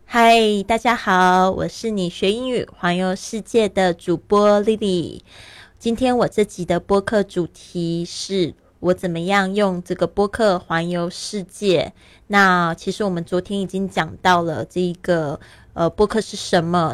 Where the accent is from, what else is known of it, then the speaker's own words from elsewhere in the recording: Taiwan; moved away as an adult; also born or lived in Shanghai, China; now in Barcelona, Spain; 我是原来是出生在台湾，但是呢，我爸爸其实是在上海出生的